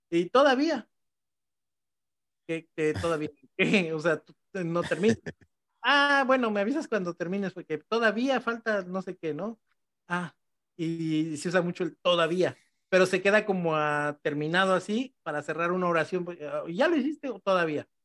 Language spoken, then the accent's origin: Spanish; Mexico City, Mexico; accent: chilango; se me sale así como que mi acento chilango, pero diciendo cosas de acá.